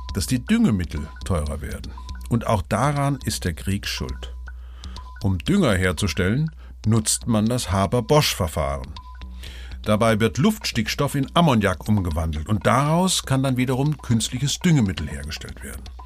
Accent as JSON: {"language": "German", "area": "Vogelsberg", "region": "Hesse", "country": "Germany", "said": "Ich komme ja aus dem Vogelsberg"}